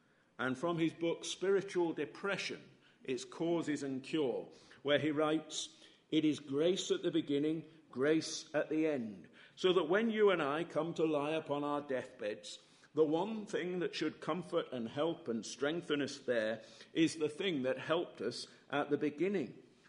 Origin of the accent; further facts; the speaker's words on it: United Kingdom; as British evangelicals